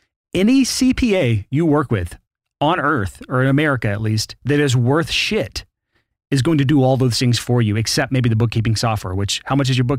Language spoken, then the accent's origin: English; Alabama, United States; I'm from Alabama.